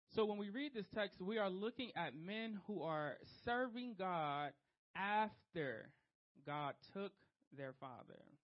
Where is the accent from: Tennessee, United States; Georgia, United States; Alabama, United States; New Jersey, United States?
New Jersey, United States; Trenton; Street kid. I'm from Trenton, New Jersey